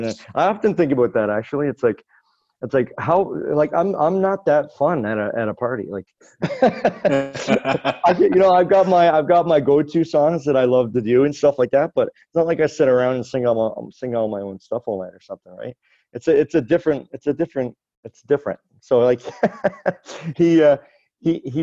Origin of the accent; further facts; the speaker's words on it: West Bay Centre, Newfoundland and Labrador, Canada; I grew up in a small town, actually just across the bay from where I live right now, in another small town in Newfoundland, Western Newfoundland, called West Bay Center.